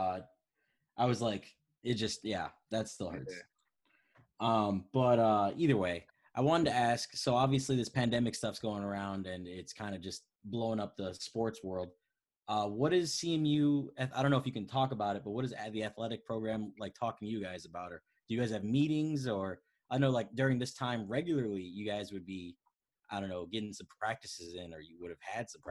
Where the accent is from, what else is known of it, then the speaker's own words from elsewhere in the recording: Chicago, Illinois, United States; I'm from Chicago. I'm a Bears fan